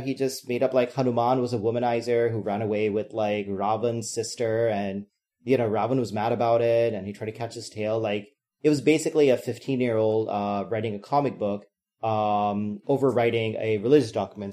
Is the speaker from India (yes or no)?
yes; Bihar, India; moved away; I was born in Bihar